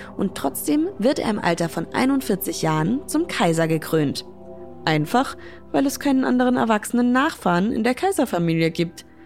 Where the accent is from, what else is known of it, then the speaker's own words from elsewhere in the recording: Schweinfurt, Bavaria, Germany; in meiner Heimatstadt Schweinfurt